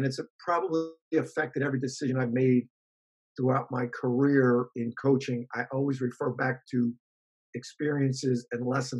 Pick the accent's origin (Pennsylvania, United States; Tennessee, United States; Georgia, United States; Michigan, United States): Pennsylvania, United States; Philadelphia; I grew up in Philly, and my parents didn't go to college.